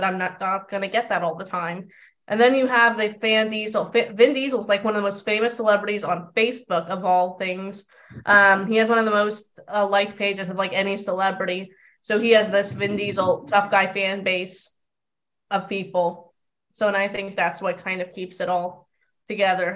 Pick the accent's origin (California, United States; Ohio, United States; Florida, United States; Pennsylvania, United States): California, United States; I'm from California